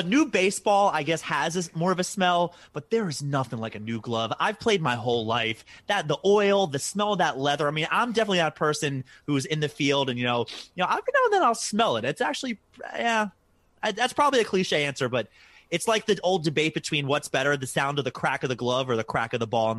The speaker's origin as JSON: {"language": "English", "town": "Baltimore", "region": "Maryland", "country": "United States", "said": "I'm from Baltimore"}